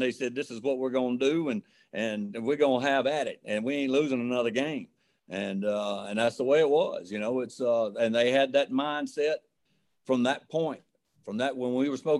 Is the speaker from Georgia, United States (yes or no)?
yes; Valdosta, Georgia, United States; now in Starkville, United States; I grew up next door in Valdosta